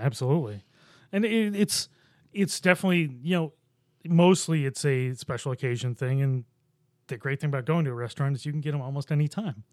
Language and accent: English; Buffalo, New York, United States; I grew up in Buffalo